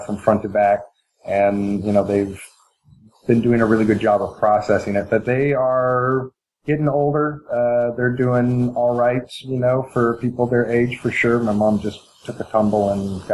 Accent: Eugene, Oregon, United States; I was born in 1970, and I grew up in Eugene, Oregon.

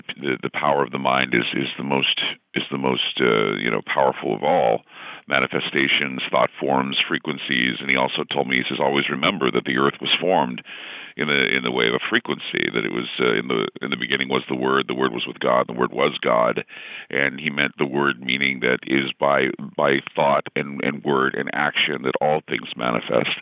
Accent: Utah, United States; I grew up in Utah, of course, and you're Mormon until proven otherwise

